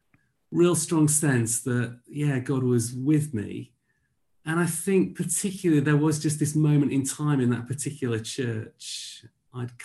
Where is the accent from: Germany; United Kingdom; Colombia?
United Kingdom; Yorkshire and the Humber; moved away as an adult; now in Bradford, United Kingdom; I grew up in East Yorkshire